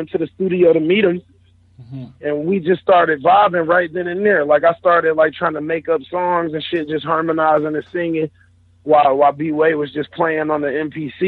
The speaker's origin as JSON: {"language": "English", "town": "Detroit", "region": "Michigan", "country": "United States", "said": "I'm from Detroit"}